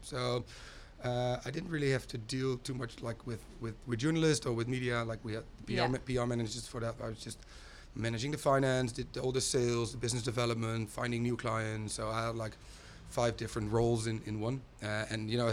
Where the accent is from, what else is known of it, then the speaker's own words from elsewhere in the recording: Groningen, Netherlands; moved away as an adult; now in Utrecht, Netherlands; my hometown, Groningen, which is in the north of Holland